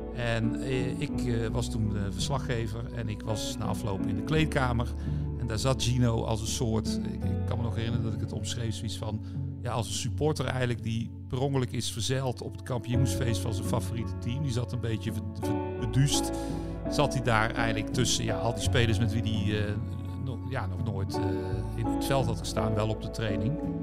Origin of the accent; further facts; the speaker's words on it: 's-Hertogenbosch, North Brabant, Netherlands; Toevallig ook een Bossenaar, mijn geboortestad